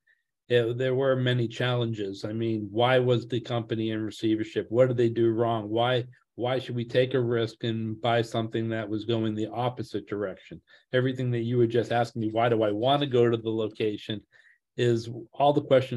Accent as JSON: {"language": "English", "region": "Massachusetts", "country": "United States", "tie": "born or raised there", "said": "I'm from the Massachusetts area, born and raised"}